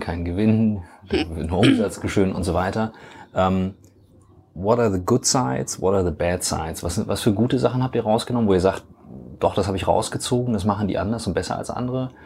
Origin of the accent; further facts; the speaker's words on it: Kiel, Schleswig-Holstein, Germany; Wir kommen alle vier aus Kiel.